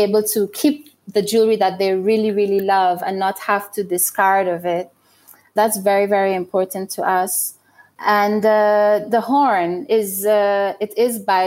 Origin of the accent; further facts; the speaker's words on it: Guyana; also born or lived in London, United Kingdom; now in Burundi; I was born in Guyana and that's where I grew up